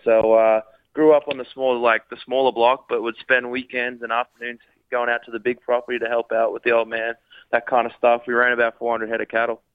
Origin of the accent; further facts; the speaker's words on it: Rockhampton, Queensland, Australia; moved away as an adult; also born or lived in Ballarat; now in United States; I grew up in Rockhampton, out there in Queensland, went to high school and all that kind of stuff up there